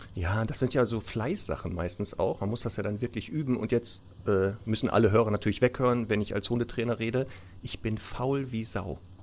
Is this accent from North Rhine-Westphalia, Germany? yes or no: yes; Ruhr area, North Rhine-Westphalia, Germany; moved away; ich komme ja ursprünglich aus dem Ruhrgebiet